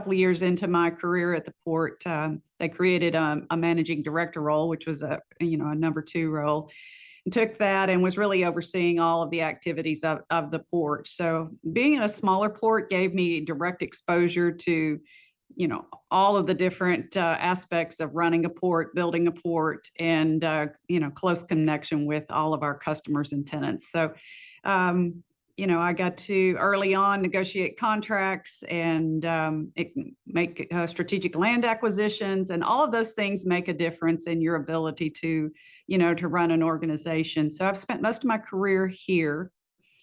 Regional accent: Rankin, Texas, United States; moved away as an adult; now in Freeport, United States; I grew up in West Texas. I'm a graduate of Rankin High School

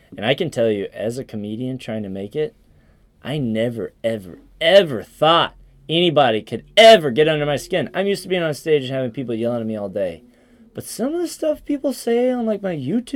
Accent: the Appalachians, Southeast, United States; I'm from the Southeast

